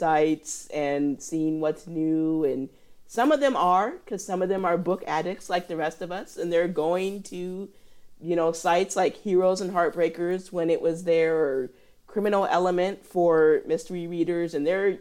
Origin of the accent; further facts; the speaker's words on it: Illinois, United States; moved away; also born or lived in Indiana; I'm from Illinois